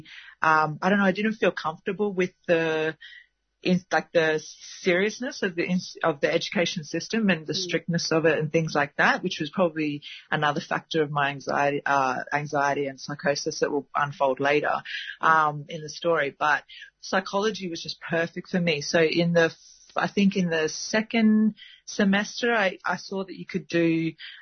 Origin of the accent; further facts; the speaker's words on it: Gold Coast, Queensland, Australia; moved away; I was born on the Gold Coast